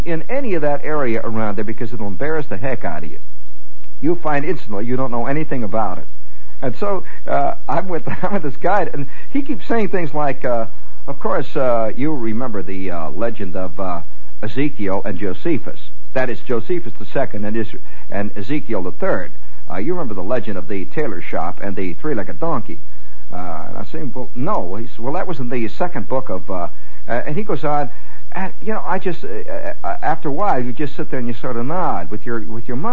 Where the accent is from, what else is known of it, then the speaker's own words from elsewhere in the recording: United States; as an American